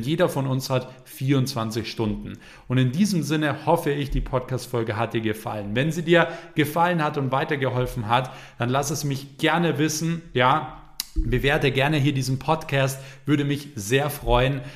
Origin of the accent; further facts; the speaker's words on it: Germany; bei uns in Deutschland